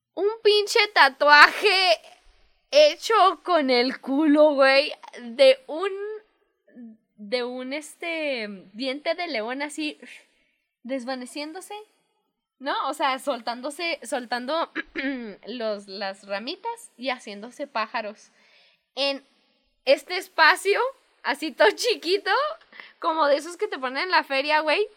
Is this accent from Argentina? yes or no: no; Mexico; soy mexicana